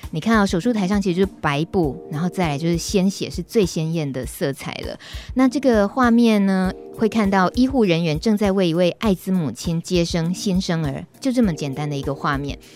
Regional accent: Taichung, Taiwan; 我们都是台中人

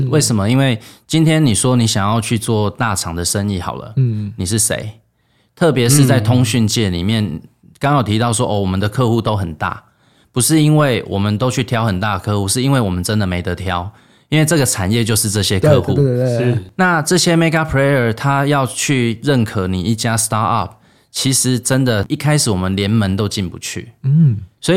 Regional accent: Taiwan; moved away as an adult; also born or lived in United States; 因为我是台湾人啊。所以我想要回来啊！

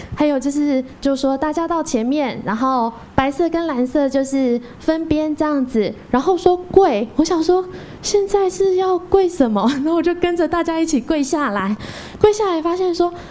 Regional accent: Dajia, Taichung, Taiwan; 我是来自大甲的

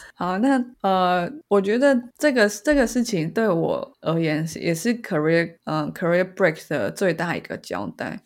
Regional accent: Taiwan; 身为台湾人

